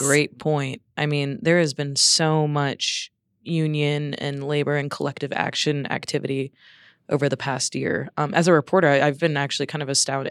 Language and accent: English; New Orleans, Louisiana, United States; also born or lived in Phoenix / Washington, D.C.; now in Denver, United States; I'm from New Orleans and I've lived in Phoenix and D C